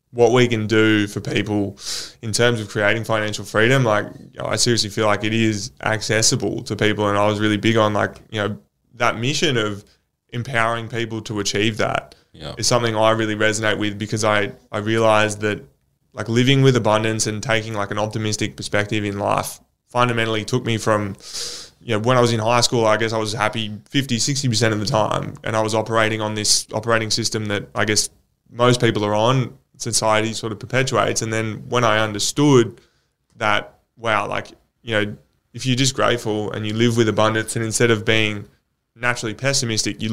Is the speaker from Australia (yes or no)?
yes; Australia; we're in Australia